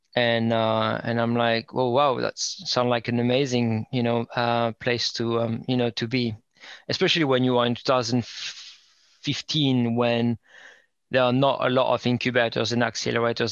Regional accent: northern France, France; English is a second language; moved away as an adult; also born or lived in Indianapolis, United States; now in United Kingdom; I'm um, uh, French, grew up in um, north, um, kind of out the outskirts

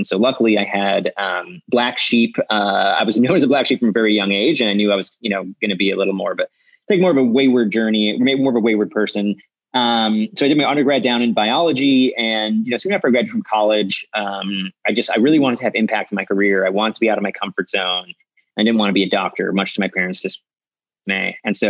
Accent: Milwaukee, Wisconsin, United States; now in California, United States; I grew up in Milwaukee, Wisconsin

